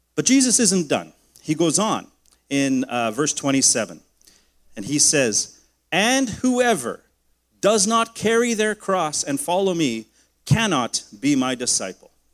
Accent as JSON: {"language": "English", "country": "Canada", "said": "my rights as a Canadian man"}